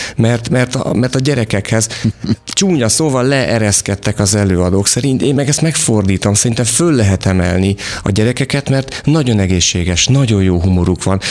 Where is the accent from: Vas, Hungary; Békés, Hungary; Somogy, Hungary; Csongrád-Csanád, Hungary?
Vas, Hungary; én Vasmegyei vagyok